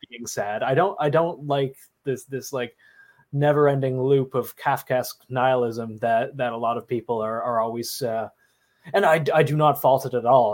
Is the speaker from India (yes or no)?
no; Canada; do not judge me for being Canadian